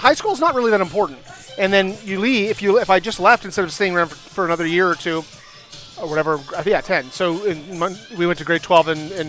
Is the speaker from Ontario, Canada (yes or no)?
no; St. Stephen, New Brunswick, Canada; born or raised there; moved away as an adult; now in Montreal, Canada